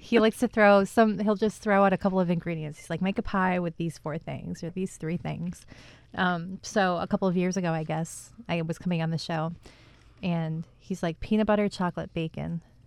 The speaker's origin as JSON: {"language": "English", "area": "Finger Lakes", "region": "central New York", "country": "United States", "tie": "born or raised there", "moved": "yes", "lives_now": "Albany area, United States", "said": "I grew up out near the Finger Lakes, out near central New York"}